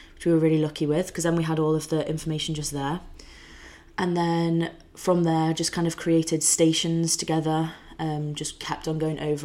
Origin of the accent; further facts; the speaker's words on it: the Wirral, North West England, United Kingdom; I'm from the Wirral, just outside Liverpool